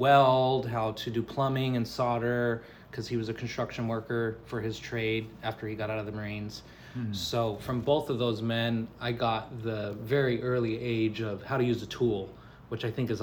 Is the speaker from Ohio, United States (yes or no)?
no; Chula Vista, California, United States; I grew up in Chula Vista, California